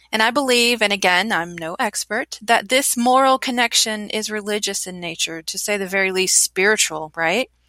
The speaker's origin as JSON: {"language": "English", "country": "United States", "also_born_or_lived": "Germany / Czech Republic", "said": "I'm American and I've traveled extensively throughout the United States and Europe. I've lived in Germany and Czech Republic as well."}